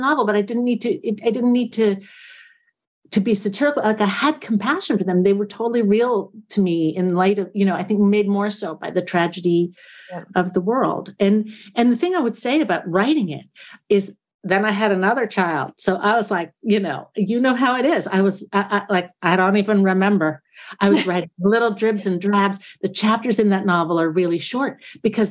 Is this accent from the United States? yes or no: yes; United States; I'm an American person